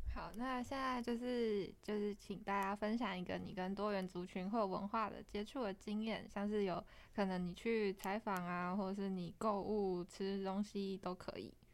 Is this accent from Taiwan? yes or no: yes; Hsinchu, Taiwan; 我是不会讲客语的新竹人